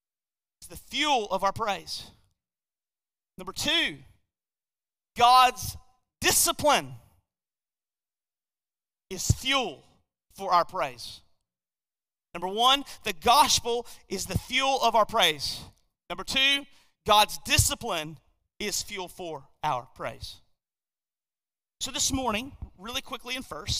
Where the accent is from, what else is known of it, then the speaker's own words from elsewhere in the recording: United States; as Americans, and I would say specifically as American believers